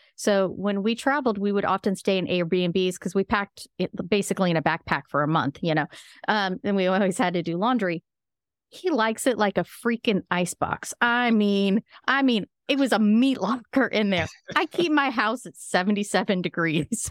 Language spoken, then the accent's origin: English; Midwest, United States; I'm from the Midwest as well